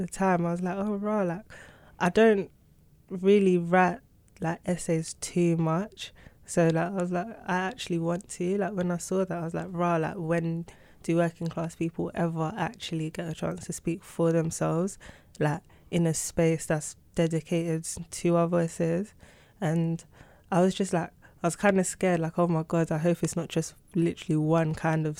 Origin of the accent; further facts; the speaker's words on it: London, United Kingdom; I was born and raised in London